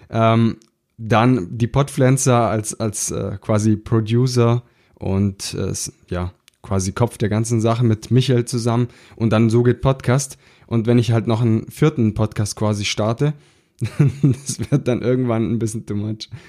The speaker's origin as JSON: {"language": "German", "region": "Baden-Württemberg", "country": "Germany", "said": "So sagt man das bei uns im Schwabenland."}